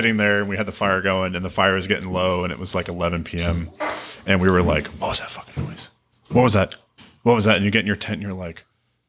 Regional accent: New England, United States; I grew up in New England

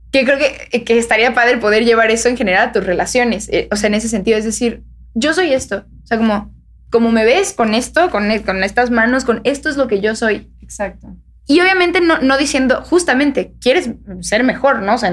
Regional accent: Mexico; aquí todos somos mexicanos.

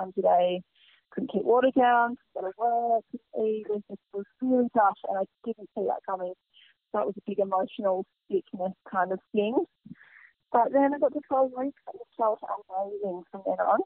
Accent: Byron Bay area, New South Wales, Australia; also born or lived in Sydney; I grew up here in Byron, or not Byron, Junigerry, in Byron

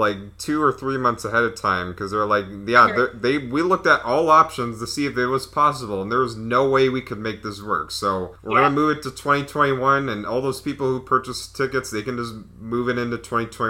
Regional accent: Texas, United States; too. I'm from Texas.

